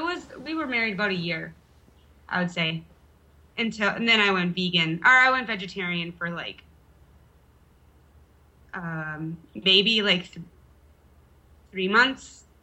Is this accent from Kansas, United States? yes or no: no; Park Rapids, Minnesota, United States; born or raised there; moved away as an adult; also born or lived in Fargo / Idaho; now in Ramstein Air Base, Germany